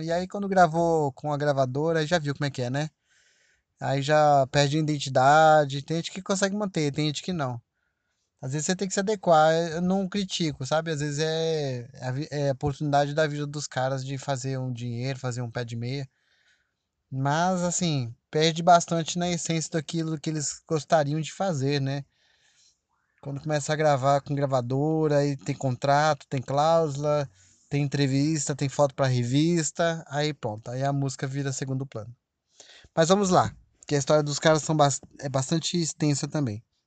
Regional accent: Brazil; aqui no Brasil, óbvio, né? Minha terra

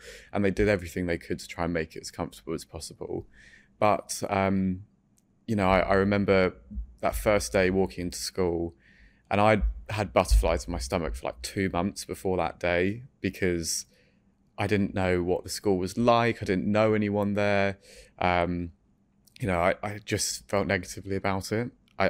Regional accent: France; So I grew up in France, and I don't really have many memories, if I'm honest, from that time, but I was very happy.

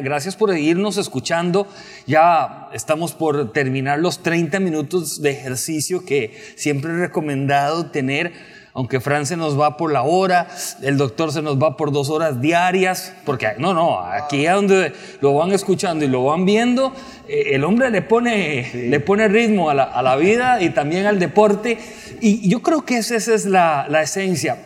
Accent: Costa Rica; soy periodista costarricense

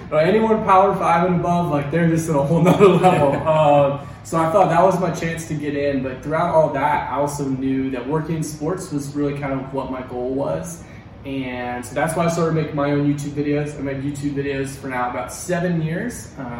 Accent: Atlanta, Georgia, United States; Yeah, man. So I'm from Atlanta.

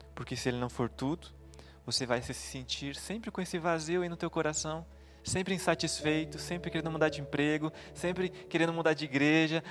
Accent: São Leopoldo, Rio Grande do Sul, Brazil; moved away as an adult; Em 2014, eu saí de São Leopoldo

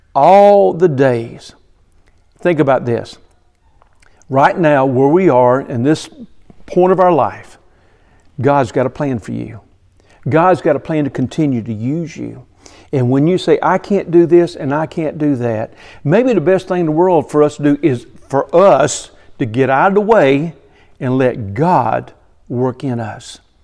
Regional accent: Bishopville, South Carolina, United States; I grew up near Bishopville, South Carolina

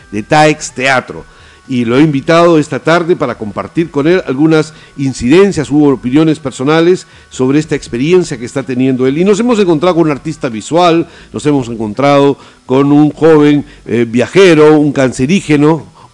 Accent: Argentina; Bueno, y no solamente en Puno, nosotros venimos de Argentina este, y en los carnavales de Jujuy, por ejemplo, hacen algo muy parecido.

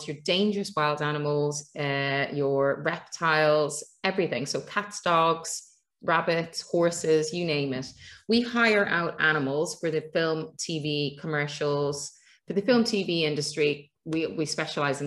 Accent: Ireland; being Irish

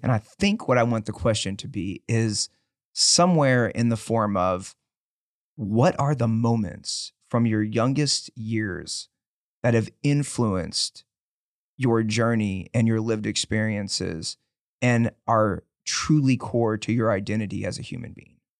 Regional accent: Dickinson, Texas, United States; born or raised there

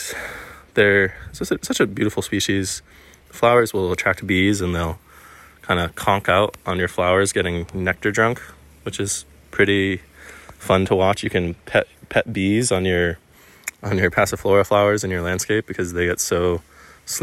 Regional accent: East Coast, United States; coming from living in the East Coast

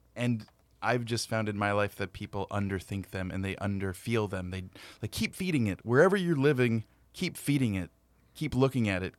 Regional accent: Whittier, California, United States; also born or lived in San Antonio; I was born in Whittier, John Greenleaf Whittier.

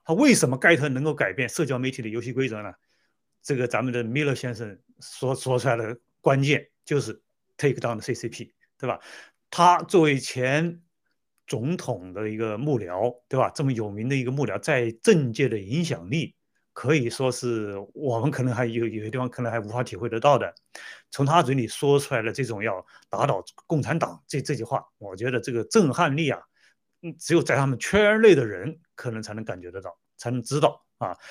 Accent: China; moved away; 我们中国人

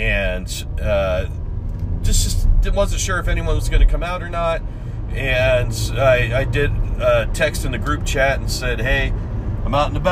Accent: Washington, United States; moved away; we grew up in Washington

